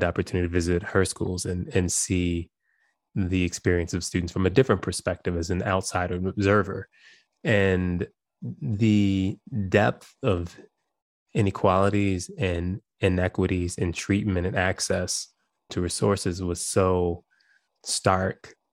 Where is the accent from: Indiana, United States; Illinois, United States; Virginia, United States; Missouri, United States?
Illinois, United States; Chicago; I grew up in Chicago